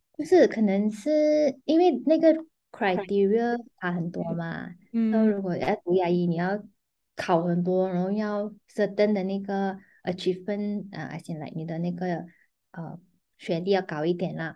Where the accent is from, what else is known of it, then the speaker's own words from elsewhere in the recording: Penang, Malaysia; now in Petaling Jaya, Malaysia; 我是槟城人嘛，可是我现在currently在新加坡做工